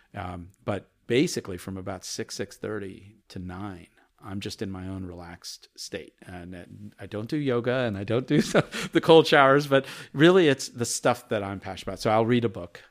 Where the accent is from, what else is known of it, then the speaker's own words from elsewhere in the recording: Chapel Hill, North Carolina, United States; English is a second language; also born or lived in India; my early days in Chapel Hill, North Carolina as a five, six-year-old, being the only Indian family that you ever saw, um, and hardly being able to speak English